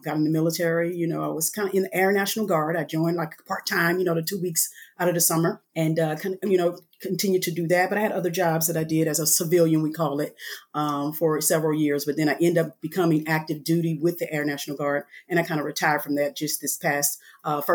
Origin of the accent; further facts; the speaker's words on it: Alexandria, Louisiana, United States; moved away as an adult; I am originally from Alexandria, Louisiana